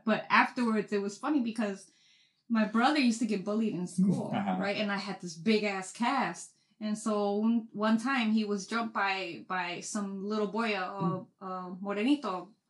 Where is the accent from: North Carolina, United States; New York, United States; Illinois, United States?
Illinois, United States; Chicago; I grew up in the Wild Wild Hundreds.